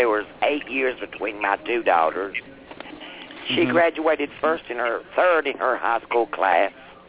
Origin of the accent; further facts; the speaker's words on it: Hardy, Virginia, United States; I'm from Hardy, Virginia. It's right outside of Roanoke, Virginia.